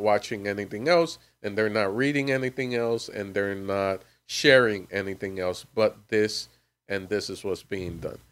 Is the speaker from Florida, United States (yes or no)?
yes; Miami, Florida, United States; moved away; I'm originally from Miami, Florida